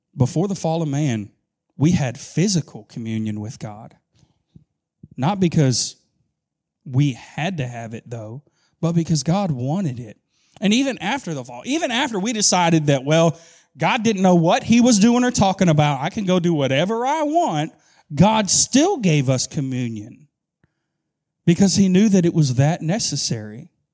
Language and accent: English; Augusta, Georgia, United States; moved away as an adult; now in Camden County, United States; I'm from Augusta, Georgia